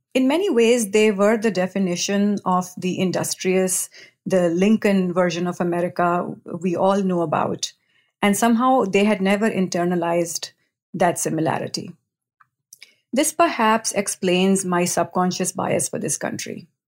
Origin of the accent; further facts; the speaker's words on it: New Delhi, Delhi, India; I was born and raised in New Delhi, India. Delhi is the capital city of India.